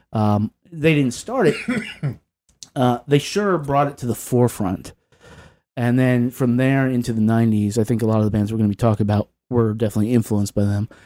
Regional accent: Southwest Virginia, United States; growing up in Southwest Virginia

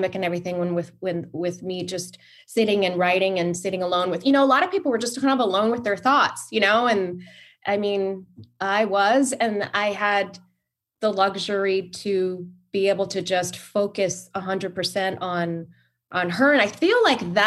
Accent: Hawaii, United States; I'm from Hawaii

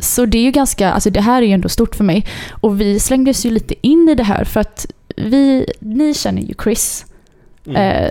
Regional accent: Mölndal, Västra Götaland, Sweden; jag är eh, född och uppvuxen i Mölndal

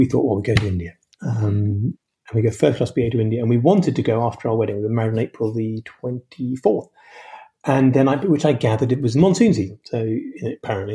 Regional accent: London, United Kingdom; I'm a Londoner

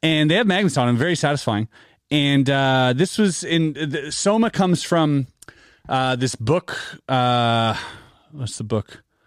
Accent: Canada; we're Canadian

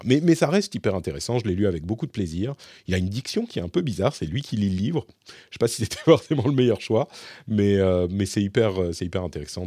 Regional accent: Paris, Île-de-France, France; moved away as an adult; now in Finland

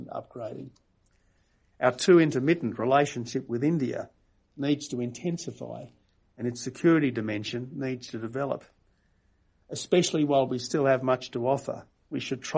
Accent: Australia

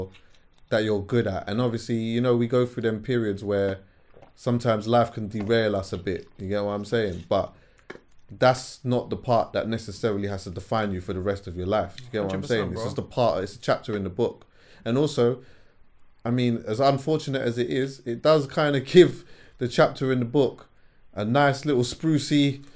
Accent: Jamaica; As a Jamaican, though, I would love to see.

